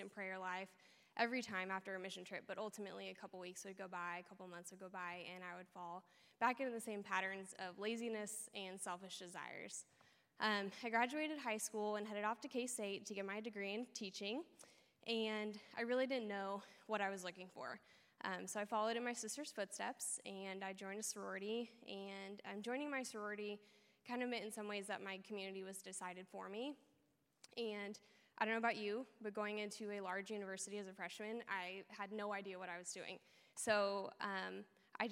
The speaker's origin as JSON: {"language": "English", "town": "Olathe", "region": "Kansas", "country": "United States", "tie": "born or raised there", "also_born_or_lived": "Overland Park", "said": "I grew up in Olathe, going to church with my family pretty much every week for my whole life"}